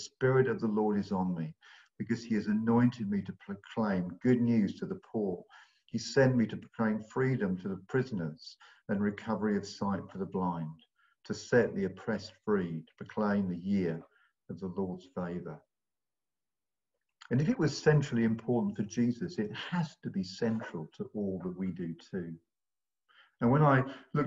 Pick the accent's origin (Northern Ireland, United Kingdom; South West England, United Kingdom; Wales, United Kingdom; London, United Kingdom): London, United Kingdom; moved away as an adult; also born or lived in Bristol; now in Long Ashton, United Kingdom; We're originally from London, but we've moved to Bristol about 40 years ago